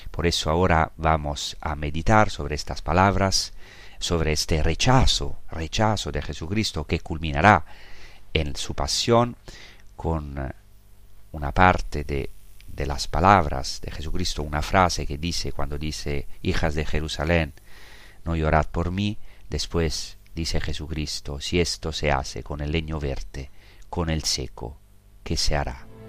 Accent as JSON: {"language": "Spanish", "town": "Rome", "region": "Lazio", "country": "Italy", "tie": "born or raised there", "moved": "yes", "lives_now": "Holy Land", "said": "Yo, yo he nacido en Roma, nací a pocos kilómetros del Vaticano"}